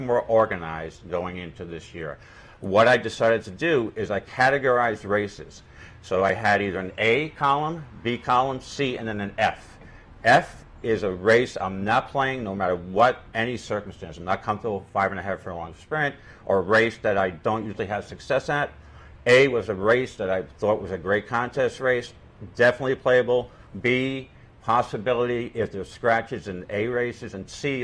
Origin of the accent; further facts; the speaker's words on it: Long Island, New York, United States; I grew up on Long Island